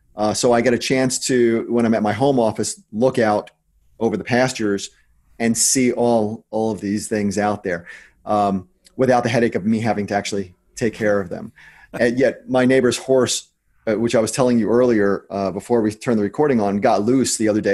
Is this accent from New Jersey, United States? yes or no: yes; New Jersey, United States; I'm from New Jersey